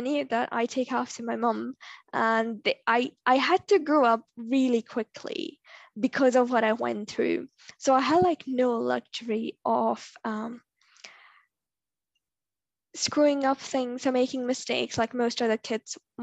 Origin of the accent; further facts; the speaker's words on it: India; now in Toronto, Canada; Growing up in India is such a tough experience as a girl